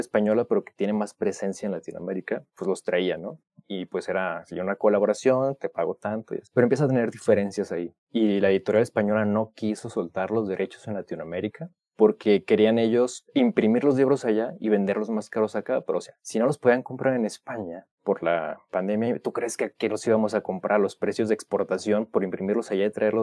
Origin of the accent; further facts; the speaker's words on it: Mexico; soy mexicano